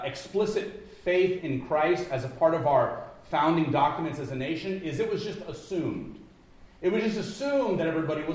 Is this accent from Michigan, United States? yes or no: no; Los Angeles, California, United States; now in Midwest, United States; I'm from Los Angeles.